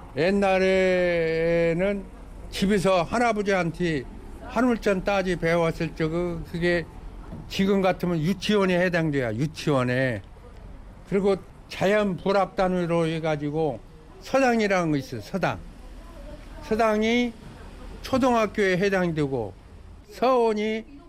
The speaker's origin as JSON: {"language": "Korean", "town": "Buan", "region": "North Jeolla", "country": "South Korea", "tie": "born or raised there", "moved": "yes", "lives_now": "Jeonju, South Korea", "said": "고향은 전라북도 부안 주산민이고요"}